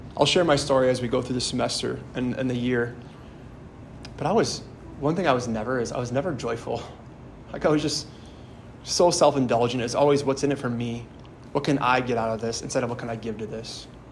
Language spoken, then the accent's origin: English; Howards Grove, Wisconsin, United States; my hometown uh, near Sheboygan in Howard's Grove, where I'm from